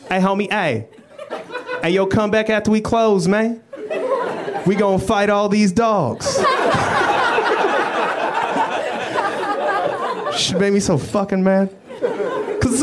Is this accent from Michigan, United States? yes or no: no; Denver, Colorado, United States; moved away as an adult; now in Los Angeles, United States; I am from Denver, Colorado. Been in L.A. about a year